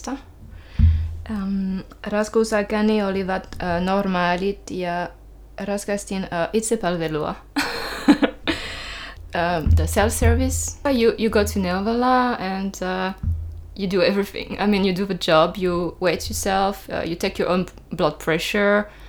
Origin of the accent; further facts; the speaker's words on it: France; Finnish is a second language; moved away as an adult; now in Finland; Ähm, tulin äh, Ranskasta Suomen vuonna 2010, ähm, kun olin ensimmäis, ensimmäisen kerran raskaana menin juhliin.